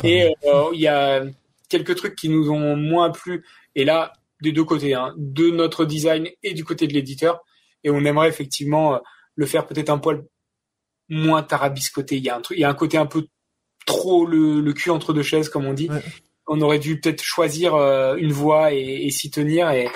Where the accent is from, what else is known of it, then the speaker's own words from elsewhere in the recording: France; je suis français